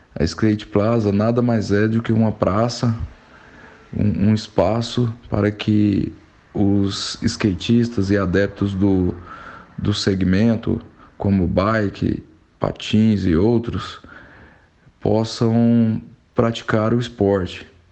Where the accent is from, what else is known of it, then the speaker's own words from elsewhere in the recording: Goiânia, Goiás, Brazil; sou natural de Goiânia